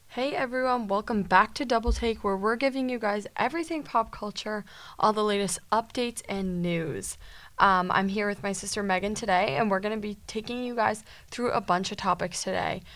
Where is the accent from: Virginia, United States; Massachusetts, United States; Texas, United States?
Massachusetts, United States; we're from Massachusetts